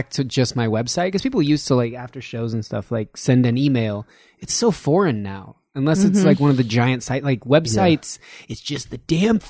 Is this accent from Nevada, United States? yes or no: yes; Reno, Nevada, United States; moved away; Because I'm from Reno